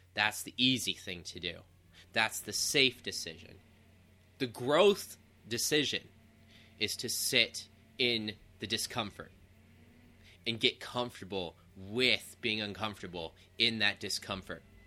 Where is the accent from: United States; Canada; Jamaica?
United States; Ohio; moved away as an adult; left my hometown of Ohio